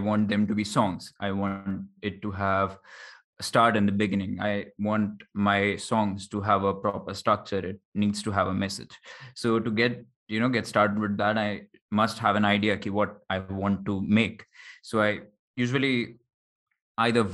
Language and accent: English; Jaipur, Rajasthan, India; born or raised there